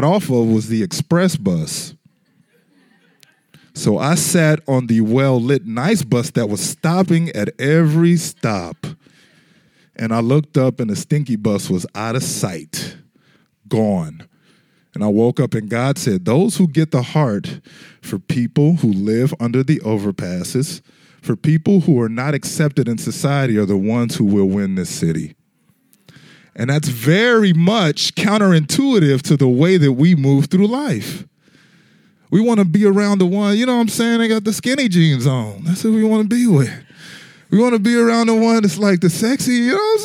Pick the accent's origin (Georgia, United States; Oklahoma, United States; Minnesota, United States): Oklahoma, United States; Tulsa; I consider sort of to be my hometown. I grew up there partially as Tulsa, Oklahoma